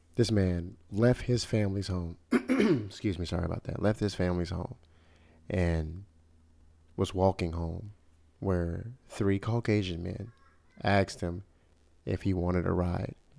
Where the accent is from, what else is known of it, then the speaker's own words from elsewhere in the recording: Chicago, Illinois, United States; my hometown, Chicago, Illinois